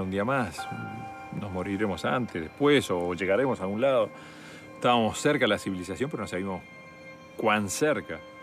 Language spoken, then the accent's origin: Spanish; Uruguay; soy uruguayo